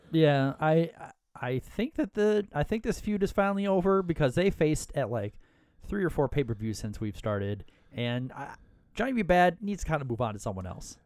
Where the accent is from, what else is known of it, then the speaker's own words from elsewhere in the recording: Minnesota, United States; we're both from Minnesota